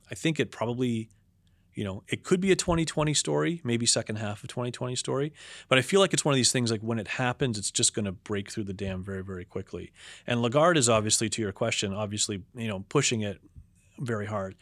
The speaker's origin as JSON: {"language": "English", "town": "Toronto", "region": "Ontario", "country": "Canada", "tie": "born or raised there", "also_born_or_lived": "United States", "moved": "as an adult", "lives_now": "Toronto, Canada", "said": "I grew up in Toronto"}